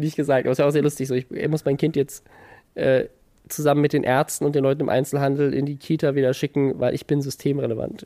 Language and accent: German; Mannheim, Baden-Württemberg, Germany; ich komme ja aus Mannheim und meine Mutter hat mit … zusammen im Gospelchor gesungen früher